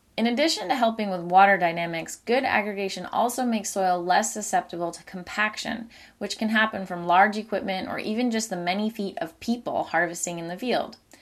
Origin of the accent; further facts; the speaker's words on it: Maine, United States; In Maine, my home state